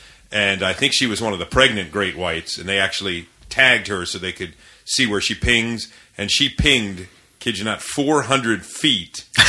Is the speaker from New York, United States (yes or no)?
no; Bel Air, Maryland, United States; we don't tell people from, you know, out of state we're from Bel Air, Maryland, or Harford County, Maryland, or Baltimore County. We say Baltimore to locate it.